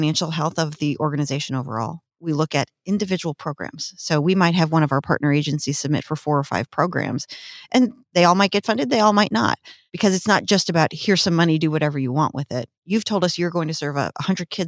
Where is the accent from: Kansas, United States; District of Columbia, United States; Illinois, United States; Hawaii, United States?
Illinois, United States; outside of Chicago; also born or lived in Peoria, Illinois; now in Washington, Illinois, United States; I grew up outside of Chicago